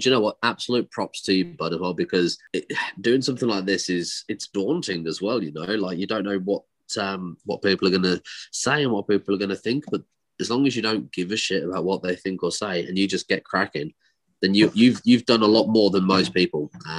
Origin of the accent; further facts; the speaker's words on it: West Midlands, United Kingdom; they'll know the accent that I'm talking about, and that's where I'm from. Peaky Blinders is filmed in my hometown.